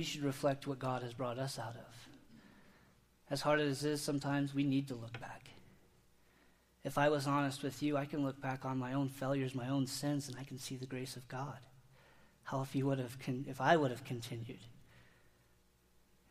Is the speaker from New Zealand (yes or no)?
no; Indiana, United States; I grew up in Indiana, and I was surrounded by cornfields, wheat fields, bean fields